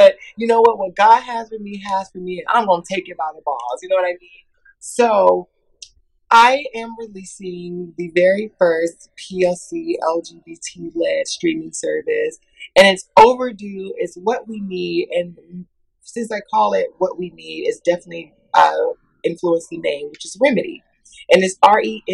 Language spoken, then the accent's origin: English; Atlanta, Georgia, United States; growing up in the South, growing up in Atlanta